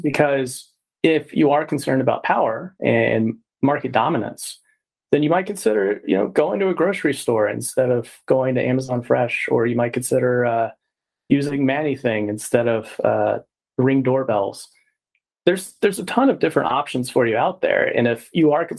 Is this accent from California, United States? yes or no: no; Texas, United States; I'm from Texas as well